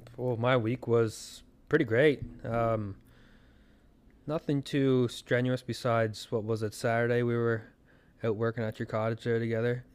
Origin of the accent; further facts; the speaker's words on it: Canada; As a Canadian